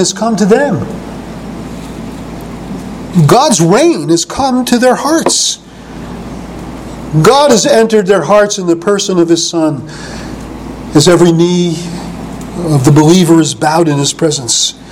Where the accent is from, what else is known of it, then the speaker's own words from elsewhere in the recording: New York City, New York, United States; I was not only a youth growing up in New York at Coney Island, but when I hit my teens, it was Greenwich Village